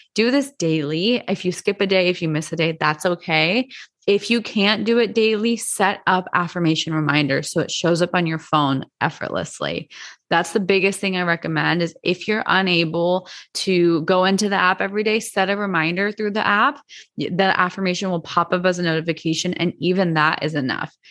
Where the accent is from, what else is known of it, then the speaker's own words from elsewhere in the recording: Arizona, United States; I grew up in Arizona.